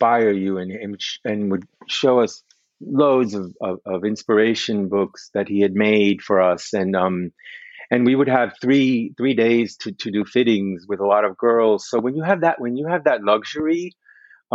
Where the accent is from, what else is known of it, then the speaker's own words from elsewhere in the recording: West New York, New Jersey, United States; English is a second language; also born or lived in Cuba; I grew up in West New York, New Jersey, so it's right across the river.